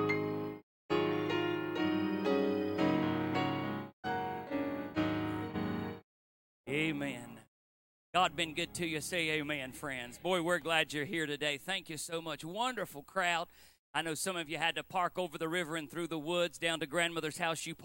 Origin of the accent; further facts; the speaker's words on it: Appalachia, United States